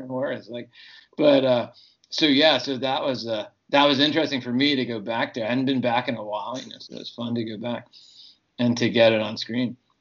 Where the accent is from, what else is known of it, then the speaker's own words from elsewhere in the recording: Texas, United States; also born or lived in Ohio; now in California, United States; I grew up in Texas and Ohio